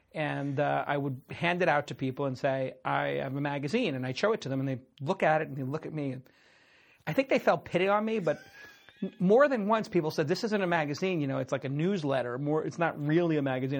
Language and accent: English; New York City, New York, United States; I grew up in Brooklyn.